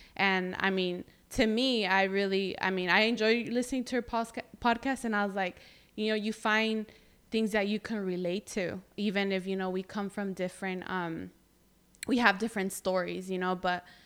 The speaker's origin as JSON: {"language": "English", "town": "Greenfield", "region": "California", "country": "United States", "tie": "born or raised there", "said": "i'm proud to be from here"}